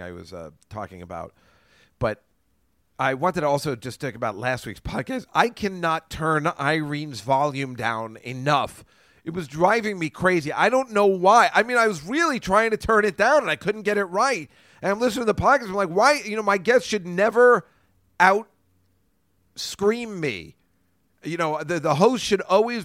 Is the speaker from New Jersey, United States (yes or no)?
yes; New Jersey, United States; moved away as an adult; also born or lived in Queens, New York; now in New York City, United States; I don't mind telling people I'm from New Jersey. It still has a crappy reputation. Chris Christie's not helping anything. Everybody still thinks it's thuggish, but I am very proud of my New Jersey roots